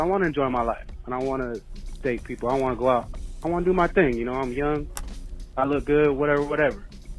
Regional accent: Northern California, United States; I'm from NorCal

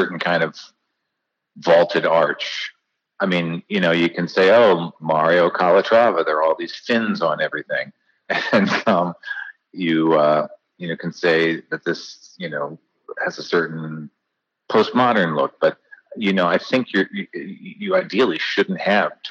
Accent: New Jersey, United States; I was from New Jersey

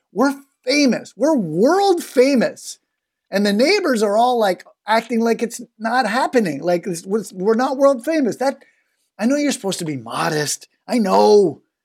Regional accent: Canada; as a Canadian

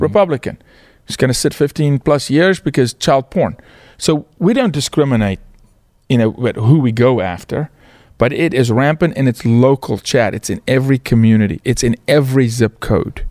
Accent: South Africa; moved away as an adult; now in United States; born and raised in South Africa, was blessed to play professional sports

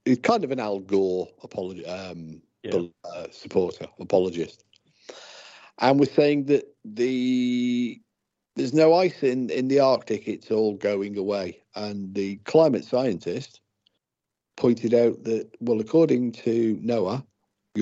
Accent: United Kingdom

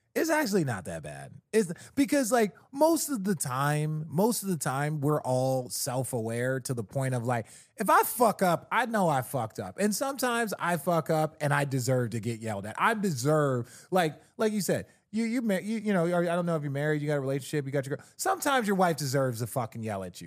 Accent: Arizona, United States; I grew up in Arizona, a lot of Mexicans

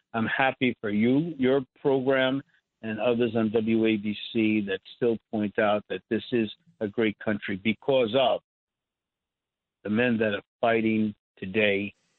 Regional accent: New York, United States; growing up in Brooklyn, that our teachers at PS 75 were all World War II veterans.

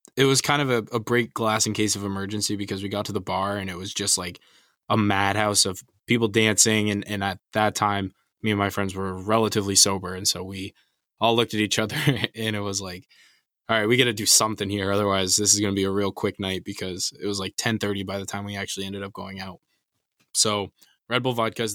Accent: United States; an American Premier League fan

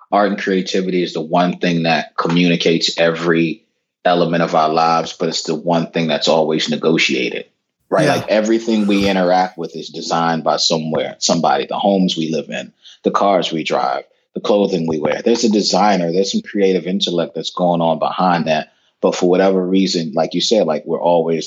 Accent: Washington, District of Columbia, United States; I'm a kid from Northwest D.C. growing up in the 80s, pre-gentrified D.C.

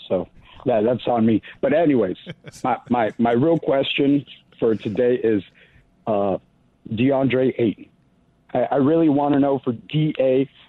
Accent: Arizona, United States; … would be if I was from New Orleans, but I'm from Arizona, so it's …, buddy.

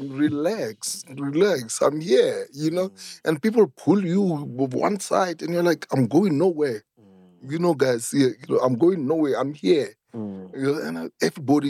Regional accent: Soweto, Gauteng, South Africa; growing up in Soweto made me who I am today

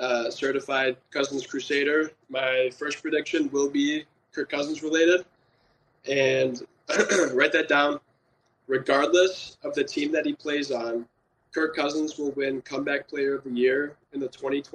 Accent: Michigan, United States; also born or lived in Ontario, Canada; So I was born in Canada. And then I actually moved to Michigan when I was two.

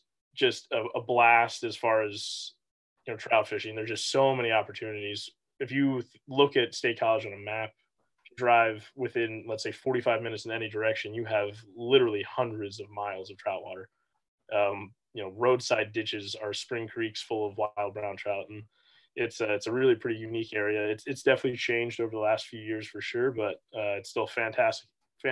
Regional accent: Delaware County, Pennsylvania, United States; I grew up in Delaware County in Pennsylvania, just outside Philadelphia in the suburbs.

